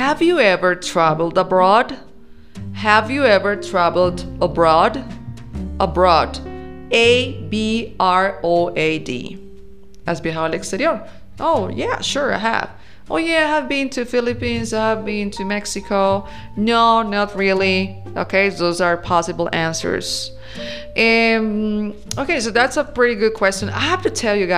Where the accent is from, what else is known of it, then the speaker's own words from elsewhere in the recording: Colombia; English is a second language; I am from Colombia, and we say, vamos para la fiesta